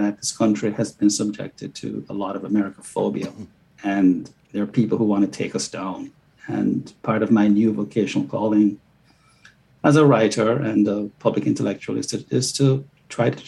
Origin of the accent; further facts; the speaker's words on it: Jamaica; moved away as an adult; now in United States; I was born and raised in Jamaica, and came here in 1985 at the age of 20.